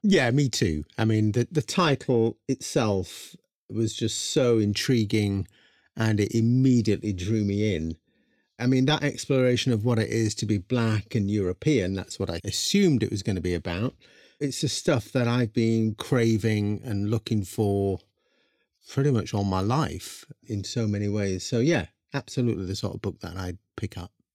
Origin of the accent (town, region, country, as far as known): England, United Kingdom; born or raised there